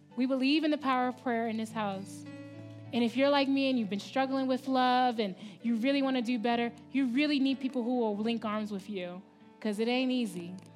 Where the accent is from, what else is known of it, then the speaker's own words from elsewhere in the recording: Baltimore, Maryland, United States; moved away as an adult; I'm from Baltimore City, in the East Coast. I'm from Maryland.